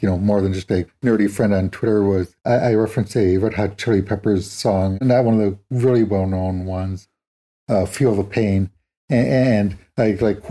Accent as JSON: {"language": "English", "region": "Wisconsin", "country": "United States", "tie": "born or raised there", "also_born_or_lived": "Arizona", "moved": "as an adult", "lives_now": "Manchester, United Kingdom", "said": "I grew up in Wisconsin, back in the States."}